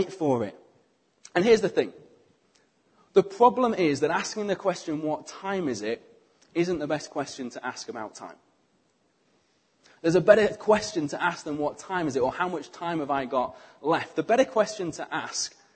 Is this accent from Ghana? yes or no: no; United Kingdom; we are British